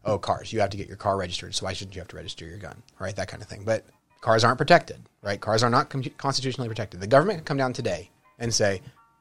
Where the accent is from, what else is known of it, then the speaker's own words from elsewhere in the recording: Covina, California, United States; we grew up in Covina